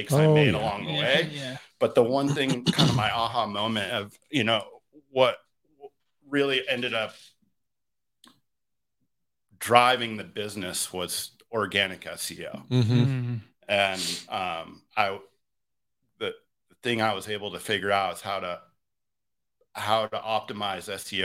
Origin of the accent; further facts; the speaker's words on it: near Lake Placid, New York, United States; I grew up in a tiny mountain town in northeastern New York, near Lake Placid, New York